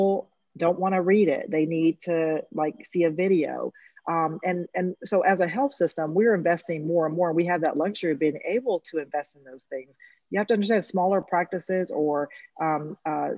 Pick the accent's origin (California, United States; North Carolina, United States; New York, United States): North Carolina, United States; Eastern; I come from Eastern North Carolina